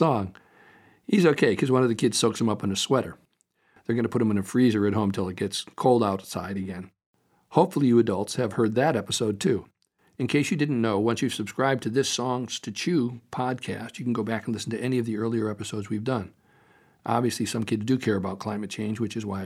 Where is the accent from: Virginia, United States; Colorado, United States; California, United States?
California, United States; Topanga; my hometown, Topanga Canyon, California